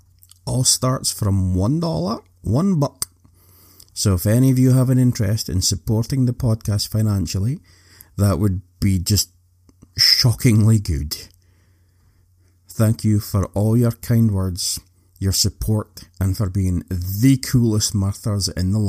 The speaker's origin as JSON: {"language": "English", "region": "Scotland", "country": "United Kingdom", "said": "So as you know, I'm Scottish. Did you know that the unicorn is the national animal of Scotland?"}